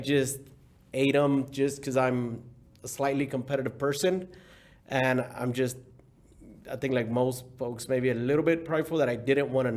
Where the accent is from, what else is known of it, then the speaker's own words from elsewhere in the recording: Houston, Texas, United States; also born or lived in Mexico; I was born in Mexico. I was raised in Houston since about the age of, I don't know, 6, and then I guess 7, 8